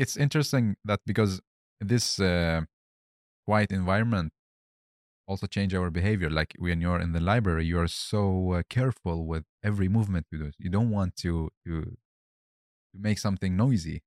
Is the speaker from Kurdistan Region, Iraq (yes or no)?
no; Baghdad, Baghdad Governorate, Iraq; moved away; also born or lived in Helsingborg, Sweden; originally I'm from Baghdad